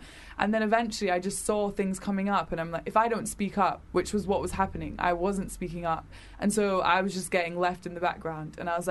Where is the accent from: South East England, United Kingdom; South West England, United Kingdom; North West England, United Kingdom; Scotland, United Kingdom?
Scotland, United Kingdom; Edinburgh; now in London, United Kingdom; I'm not from London, so I grew up in Edinburgh. Well, I moved around a lot, but I went to high school in Edinburgh.